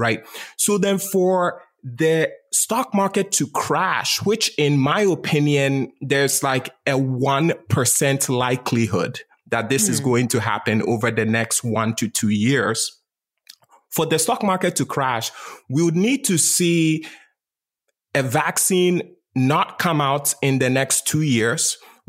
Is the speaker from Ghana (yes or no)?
yes; Ghana; So I was born and raised in Ghana, West Africa.